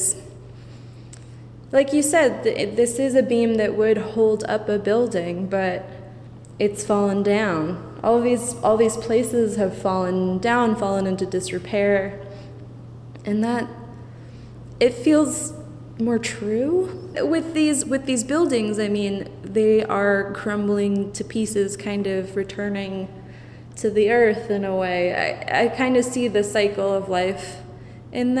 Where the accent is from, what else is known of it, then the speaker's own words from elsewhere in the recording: Amherst, Massachusetts, United States; I grew up in Amherst, Massachusetts